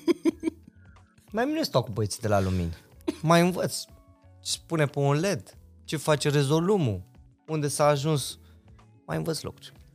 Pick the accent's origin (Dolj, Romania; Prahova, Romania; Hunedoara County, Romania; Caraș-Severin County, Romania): Caraș-Severin County, Romania; Reșița; moved away as an adult; now in Bucharest, Romania; Noi eram doi băieți de la Reșița